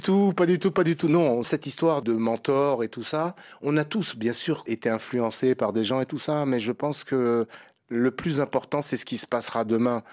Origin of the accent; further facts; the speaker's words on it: Senegal; moved away; quand je retourne chez moi, au Sénégal